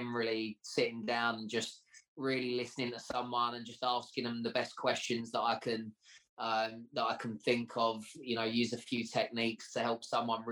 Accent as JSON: {"language": "English", "area": "Essex", "region": "East of England", "country": "United Kingdom", "tie": "born or raised there", "said": "my childhood growing up in Essex"}